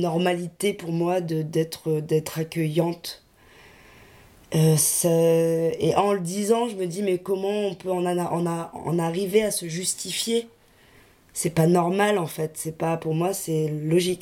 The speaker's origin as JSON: {"language": "French", "town": "Lille", "region": "Hauts-de-France", "country": "France", "said": "je viens de Lille"}